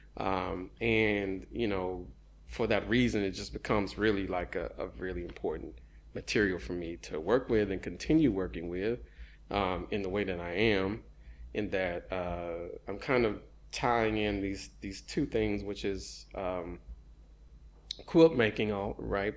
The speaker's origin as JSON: {"language": "English", "town": "Houston", "region": "Texas", "country": "United States", "tie": "born or raised there", "said": "growing up in Houston, since high school"}